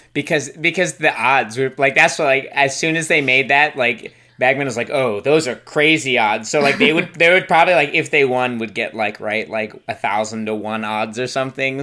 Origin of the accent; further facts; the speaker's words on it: United States; also born or lived in Chicago / Florida / New Zealand; now in Richmond, United States; As an American